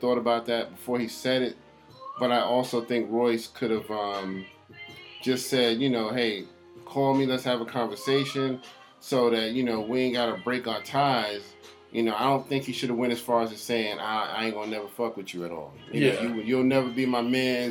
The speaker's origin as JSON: {"language": "English", "region": "New York", "country": "United States", "said": "I'm from New York and I know that's just how we talk"}